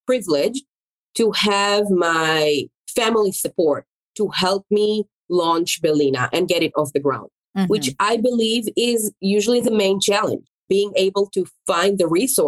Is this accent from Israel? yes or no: yes; Israel; English is a second language; moved away as an adult; also born or lived in Florence, Italy; now in Atlanta, United States; English is my second language. Yes, as you mentioned, I mean, I was born in Israel. I moved here